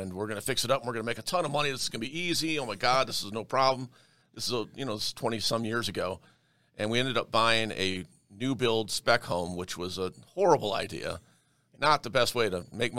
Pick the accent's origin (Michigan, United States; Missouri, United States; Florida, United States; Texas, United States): Michigan, United States; Detroit; now in Denver, United States; I was born in Detroit, Michigan